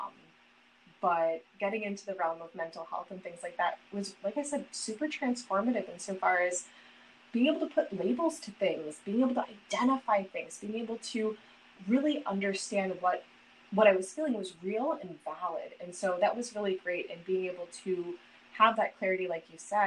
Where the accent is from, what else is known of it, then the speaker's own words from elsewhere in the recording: South Florida, United States; moved away as an adult; I grew up in South Florida. I'm now back in South Florida after being in the North for a little bit